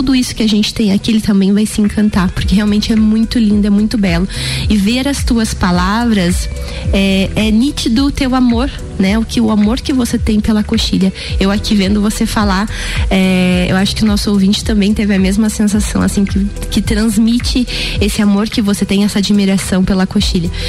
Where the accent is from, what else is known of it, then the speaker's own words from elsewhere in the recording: Santa Catarina, Brazil; não sou de Lages, mas da região, muitas pessoas não conhecem né, as belezas que a gente tem aqui logo do ladinho.